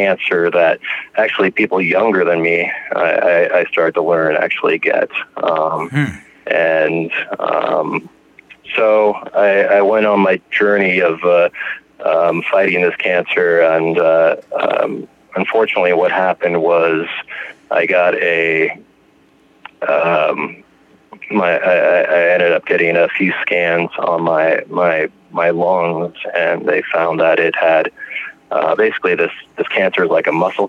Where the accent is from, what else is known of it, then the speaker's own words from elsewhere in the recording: Lakewood, Colorado, United States; I am from Lakewood, Colorado, which is a little suburb of Denver